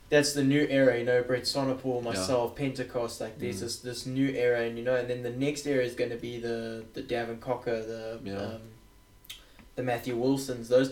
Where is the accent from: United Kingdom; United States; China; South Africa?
South Africa; born or raised there